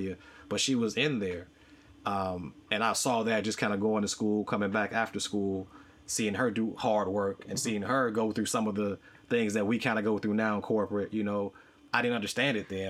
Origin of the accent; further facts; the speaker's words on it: Chicago, Illinois, United States; gangs were prevalent where I grew up on the South Side